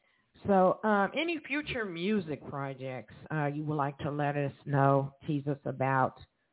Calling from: Evansville, Indiana, United States; I'm calling from Evansville, Indiana.

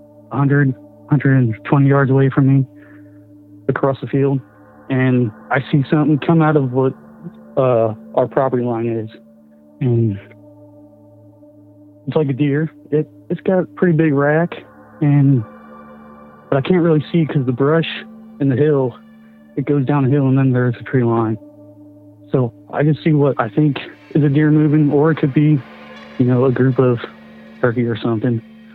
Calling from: Missouri, United States; from Missouri, and I got kind of a Wendigo story.

